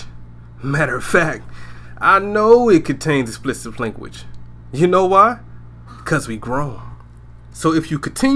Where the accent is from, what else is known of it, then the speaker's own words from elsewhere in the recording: Brunswick, Georgia, United States; also born or lived in Riverside, California / Maryland; But I was raised in Georgia. St. Simon's Island, Georgia. Glenn County. Brunswick